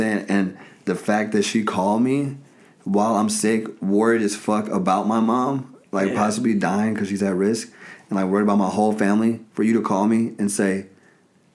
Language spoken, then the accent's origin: English; Chicago, Illinois, United States; I'm from Chicago, 30 years old, comedian, digital marketer